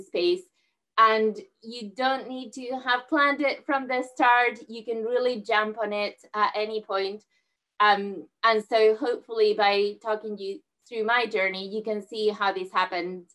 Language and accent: English; southern Spain, Spain; moved away; I grew up in Spain, where I'm originally from, in southern Spain